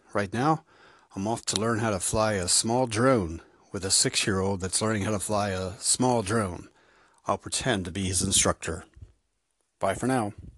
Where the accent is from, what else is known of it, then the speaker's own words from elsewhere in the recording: United States; now in Ireland; I'm an American in Ireland